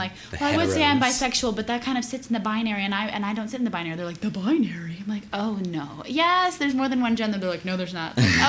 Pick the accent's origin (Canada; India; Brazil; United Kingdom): Brazil; now in United States; I was born in Brazil. As of 2 years ago, I am an American citizen, so dual citizenship.